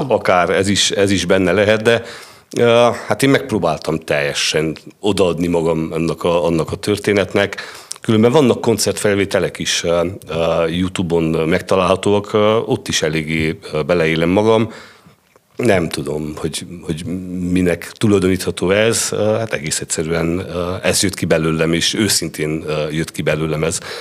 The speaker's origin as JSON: {"language": "Hungarian", "town": "Sfântu Gheorghe", "region": "Covasna County", "country": "Romania", "tie": "born or raised there", "said": "Tehát rengeteg, rengeteg gyerek nőtt fel abban az utcában, és többnyire ugyanaz a korosztály. Tehát mondjuk én 75-ben születtem"}